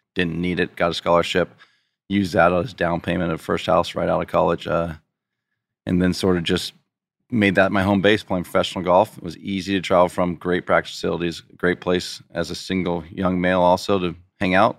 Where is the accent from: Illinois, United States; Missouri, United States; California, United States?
California, United States; Poway; now in Rancho Santa Fe, United States; I grew up in Poway, which is only fifteen, twenty minutes from here.